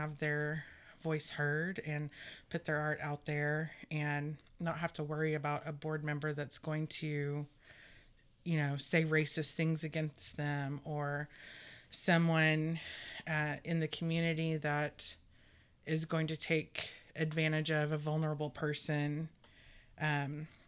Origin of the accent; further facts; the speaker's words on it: Tulsa, Oklahoma, United States; I'm from Tulsa. I was born and raised in North Tulsa.